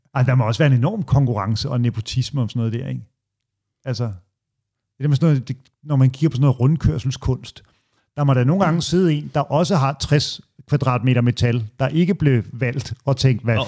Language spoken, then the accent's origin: Danish; Hørsholm, Capital Region of Denmark, Denmark; der, hvor min mor bor i Ådalsparken, hvor jeg voksede op